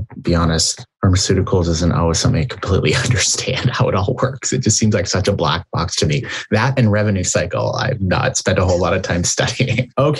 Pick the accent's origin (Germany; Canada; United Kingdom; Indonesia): Canada; now in United States; being a Canadian